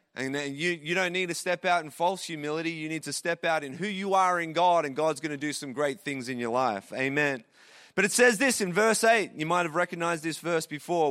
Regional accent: Traralgon, Victoria, Australia; moved away as an adult; also born or lived in Sydney, Australia / Calgary, Canada; now in Toronto, Canada; I grew up in Terralgan in Victoria, Australia, small country town there

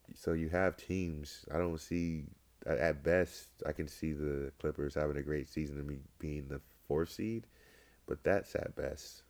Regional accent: Sacramento, California, United States; I'm from Sacramento and I follow the Kings

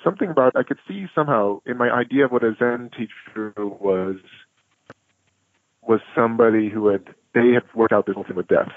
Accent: Chicago, Illinois, United States; also born or lived in Sebastopol, California; now in Brooklyn, United States; I was born in Chicago in 1968, and my parents were at the University of Chicago in Hyde Park on the south side of the city.

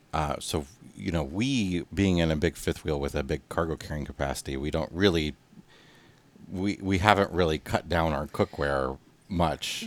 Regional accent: United States; moved away; we're coming to you again from the Quad Cities area, Western Illinois, Eastern Iowa, my hometown

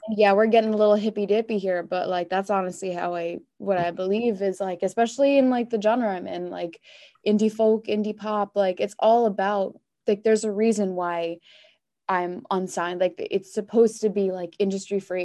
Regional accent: Long Island, New York, United States; I grew up on Long Island

